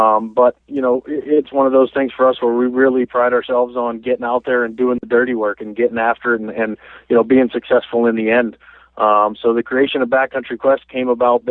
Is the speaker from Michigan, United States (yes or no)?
no; Pittsburgh, Pennsylvania, United States; moved away as an adult; also born or lived in Saskatchewan; We grew up in Pittsburgh, Pennsylvania. You know, I'm 27 years old. I lived there until I was, you know, fresh out of high school.